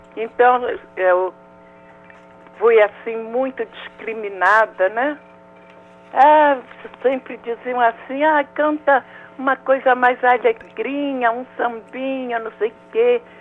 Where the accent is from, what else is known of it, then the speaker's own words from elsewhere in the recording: Rio de Janeiro, Brazil; also born or lived in Méier, Rio de Janeiro; Eu, eu, nasci num lugar chamado Meyer, fui criada na Água Santa